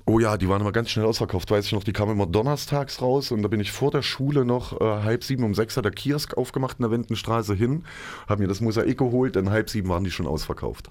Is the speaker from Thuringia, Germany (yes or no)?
yes; Johannesplatz, Thuringia, Germany; Wir sind dann alle am Johannesplatz groß geworden.